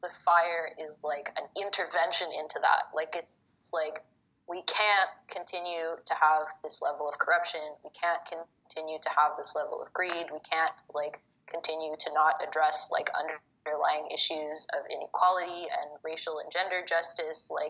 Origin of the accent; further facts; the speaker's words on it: Egypt; I'm from Egypt